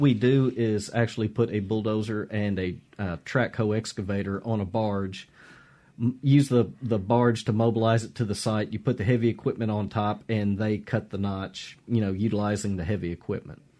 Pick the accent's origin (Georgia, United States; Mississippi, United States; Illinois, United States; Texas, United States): Mississippi, United States; I grew up fishing on the Mississippi River